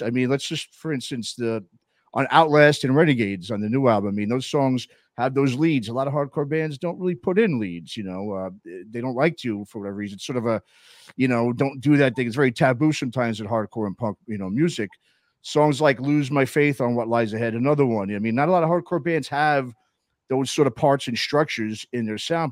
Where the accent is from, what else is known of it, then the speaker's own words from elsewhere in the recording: New York City, New York, United States; now in Oakland, United States; I grew up in New York City. I've been living out in California now for 24 years. 12 of them I've been living right around here in Oakland uh, area.